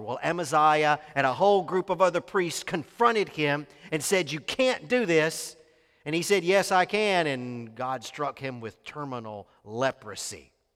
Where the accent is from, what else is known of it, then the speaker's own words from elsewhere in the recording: Mississippi, United States; moved away; I was raised in Mississippi